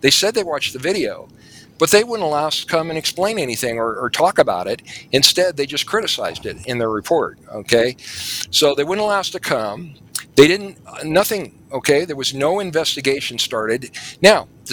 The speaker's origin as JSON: {"language": "English", "region": "New Mexico", "country": "United States", "said": "I'm from New Mexico"}